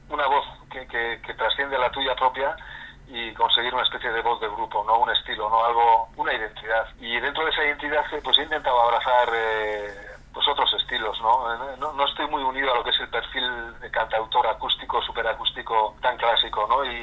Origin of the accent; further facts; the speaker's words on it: Basque Country, Spain; first language Basque; Spanish is a second language; siendo vasco